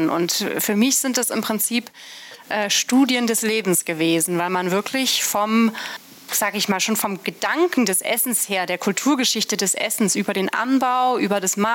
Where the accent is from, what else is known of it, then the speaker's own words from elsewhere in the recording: Brunsbüttel, Schleswig-Holstein, Germany; also born or lived in Bergisch Gladbach; ich bin in Bergisch Gladbach geboren. {S0} Ja {S3} äh, habe da aber nur sehr wenig ähm, gelebt, bin dann in Brunsbüttel aufgewachsen.